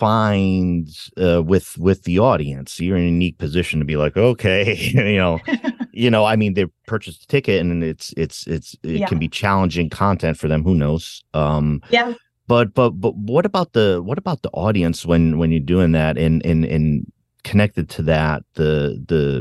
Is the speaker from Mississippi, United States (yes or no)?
no; Rhode Island, United States; moved away; I'm originally from Rhode Island